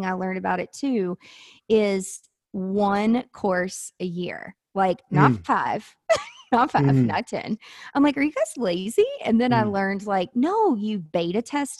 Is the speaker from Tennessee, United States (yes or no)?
yes; Nashville, Tennessee, United States; I'm from Nashville. I live in Nashville